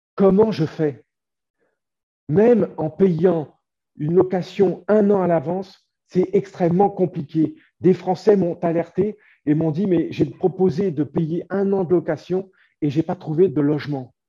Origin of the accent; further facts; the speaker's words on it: France; now in Ukraine; les Français comme moi, qui sommes des Français de l'étranger